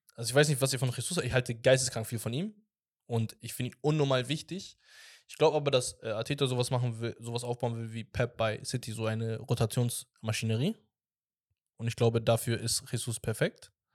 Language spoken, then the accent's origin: German; Hamburg, Germany; ich bin Hamburger